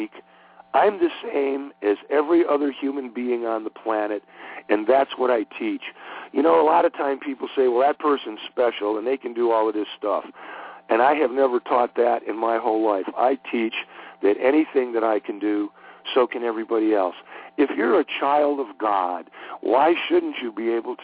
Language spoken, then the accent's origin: English; Cleveland, Ohio, United States; moved away; I grew up in Cleveland, Ohio